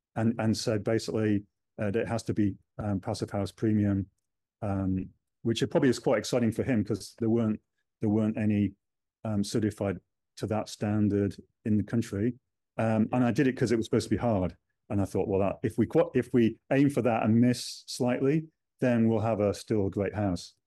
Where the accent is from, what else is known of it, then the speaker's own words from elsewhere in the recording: United Kingdom; now in New Zealand; being British